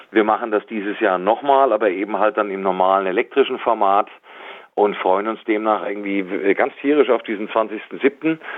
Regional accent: Darmstadt, Hesse, Germany; Ich bin ja in Darmstadt zur Schule gegangen, habe da mein Abitur gemacht. Deswegen ist Darmstadt für mich schon was Besonderes

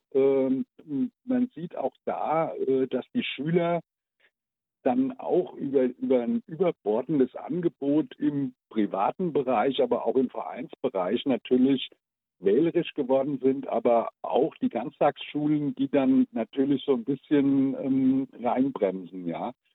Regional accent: Odenwald, Germany; bei uns im Odenwald gab es keine Amis

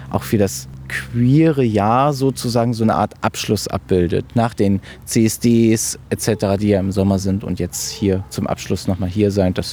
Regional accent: Marburg, Hesse, Germany; Ich bin …, Podologe und ich komme aus Marburg.

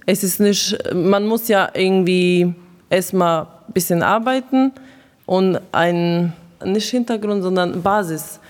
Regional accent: Croatia; now in Germany; ich komme äh, aus Kroatien

